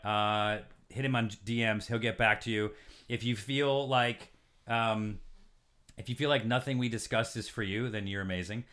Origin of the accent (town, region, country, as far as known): Syracuse, New York, United States; born or raised there; moved away